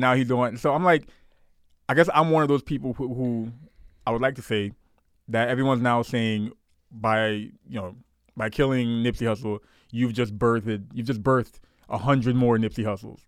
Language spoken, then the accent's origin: English; New York City, New York, United States; I grew up in Canarsie, Brooklyn.